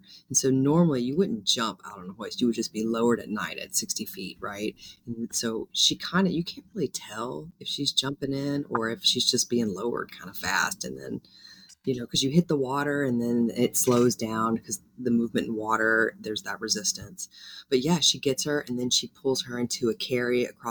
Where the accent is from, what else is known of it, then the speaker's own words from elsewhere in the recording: Louisiana, United States; moved away; I'm from Louisiana